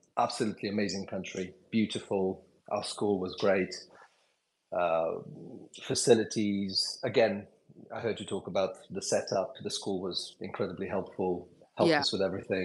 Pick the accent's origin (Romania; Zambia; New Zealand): Romania; moved away; also born or lived in United Kingdom / Jordan; I'm originally Romanian, I'm British as well.